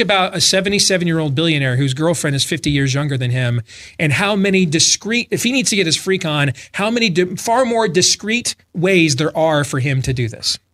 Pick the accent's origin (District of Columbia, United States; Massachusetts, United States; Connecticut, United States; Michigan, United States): Michigan, United States; moved away; I grew up in Michigan, so I'm accustomed to a lot of snow